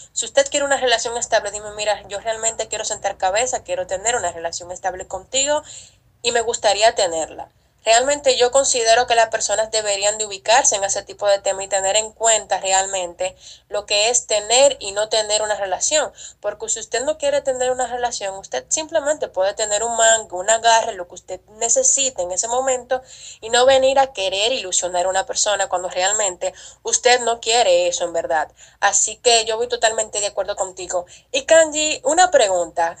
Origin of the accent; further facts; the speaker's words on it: Dominican Republic; en mi país, República Dominicana